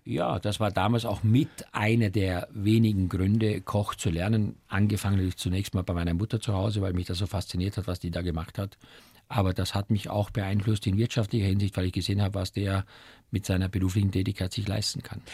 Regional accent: Eastern Styria, Austria; moved away; als Kind aufgewachsen in der Oststeiermark auf einem kleinen Bauernhof

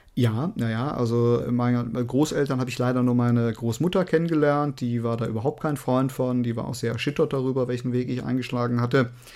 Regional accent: Cologne, North Rhine-Westphalia, Germany; bei uns in Köln

